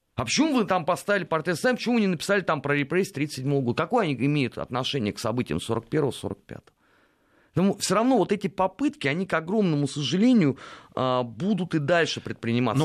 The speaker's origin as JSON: {"language": "Russian", "region": "Moscow", "country": "Russia", "tie": "born or raised there", "said": "я как бы коренной москвич"}